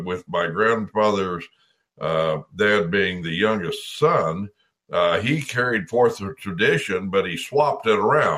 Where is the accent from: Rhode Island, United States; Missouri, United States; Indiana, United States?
Missouri, United States; DeKalb County; DeKalb County, Missouri, Sturgeville, near where my hometown is